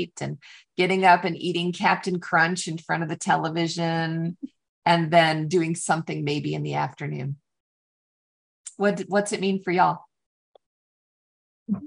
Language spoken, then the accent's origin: English; Michigan, United States; now in Texas, United States; I grew up in Michigan